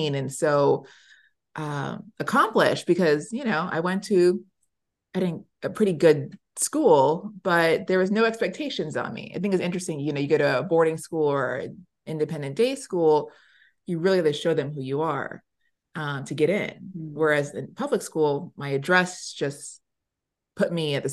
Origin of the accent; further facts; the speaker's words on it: the South, United States; moved away; also born or lived in New York / New Jersey; I grew up in the South.